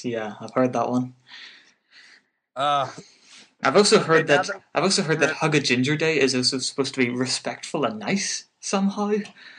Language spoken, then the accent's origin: English; Northern Ireland, United Kingdom; I'm from Northern Ireland.